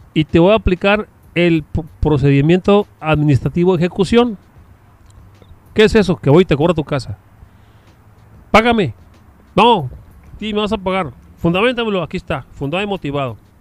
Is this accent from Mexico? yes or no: yes; Chihuahua, Mexico; nosotros que somos orgullosamente de Chihuahua